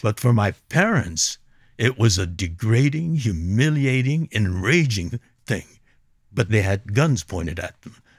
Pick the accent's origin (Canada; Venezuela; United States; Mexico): United States; Los Angeles, California; I was born and raised in Los Angeles